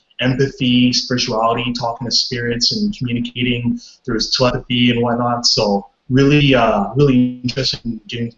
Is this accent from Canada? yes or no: yes; Vancouver, British Columbia, Canada; I'm from Vancouver, BC